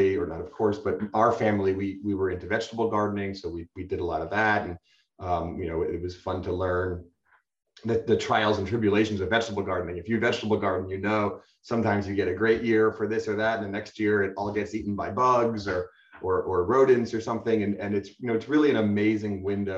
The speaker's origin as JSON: {"language": "English", "region": "New Jersey", "country": "United States", "tie": "born or raised there", "moved": "as an adult", "lives_now": "San Diego, United States", "said": "I was raised in New Jersey by a floral family."}